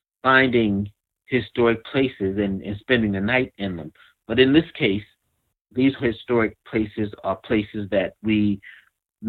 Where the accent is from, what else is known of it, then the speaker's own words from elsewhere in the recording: Kingstree, South Carolina, United States; I grew up in a very small town of King Street, South Carolina, Williamsburg County